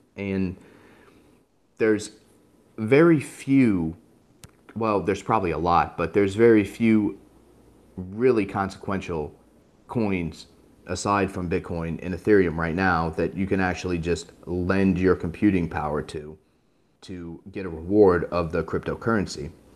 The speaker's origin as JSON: {"language": "English", "town": "Sioux City", "region": "Iowa", "country": "United States", "moved": "yes", "said": "I'm from Sioux City, Iowa"}